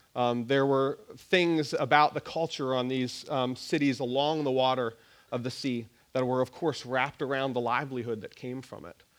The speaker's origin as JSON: {"language": "English", "region": "Nova Scotia", "country": "Canada", "tie": "born or raised there", "moved": "yes", "said": "I grew up in Nova Scotia"}